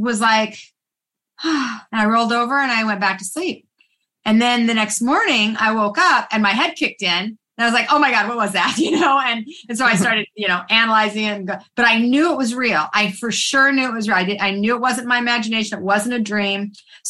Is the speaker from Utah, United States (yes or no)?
yes; Salt Lake City, Utah, United States; I was raised in Salt Lake City, Utah